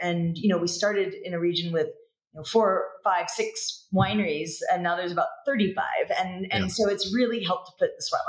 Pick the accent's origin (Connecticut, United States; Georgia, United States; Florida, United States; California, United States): California, United States; moved away as an adult; now in South Africa; Chris is English South African, I'm from California. Neither of us are from winemaking families.